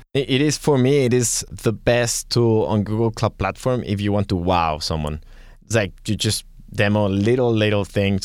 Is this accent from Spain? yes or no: yes; Catalonia, Spain; accent: Spanish, Catalan; I'm gonna have my Spanish accent, well, Catalan accent sometimes.